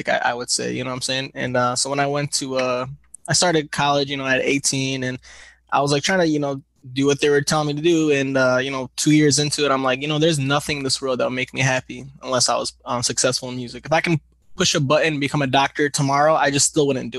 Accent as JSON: {"language": "English", "town": "Grand Blanc", "region": "Michigan", "country": "United States", "tie": "born or raised there", "also_born_or_lived": "Flint, Michigan / Detroit, Michigan", "said": "I was born in Grand Blanc, Michigan"}